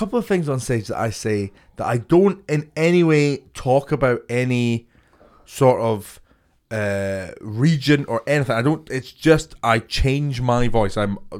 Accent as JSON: {"language": "English", "town": "Boston", "region": "Massachusetts", "country": "United States", "said": "Yeah, I'm from Boston."}